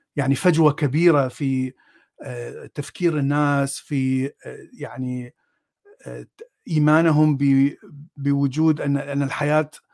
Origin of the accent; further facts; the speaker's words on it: Baghdad, Baghdad Governorate, Iraq; أنا من العراق، ولدت في بغداد، من، آه، عائلة سنية أصلها من الموصل